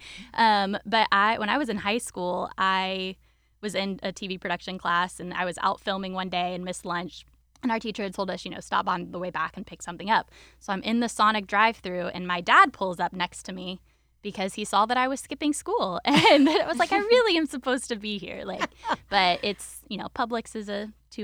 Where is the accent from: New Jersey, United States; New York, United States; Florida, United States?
Florida, United States; Winter Haven; I was born and raised in Winter Haven